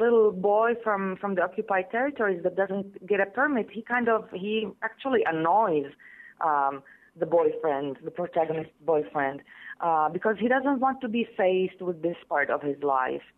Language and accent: English; Israel; the Palestinians inside Israel and our lives